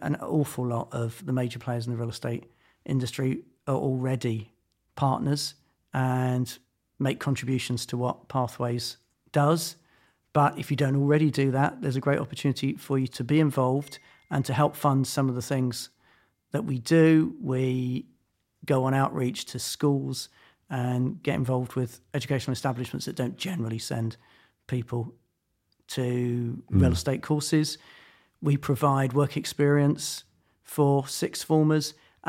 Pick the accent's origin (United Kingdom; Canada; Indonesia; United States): United Kingdom; London; Camberwell and then Tooting.